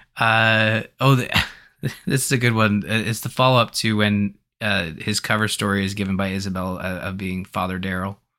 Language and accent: English; Canada; as a Canadian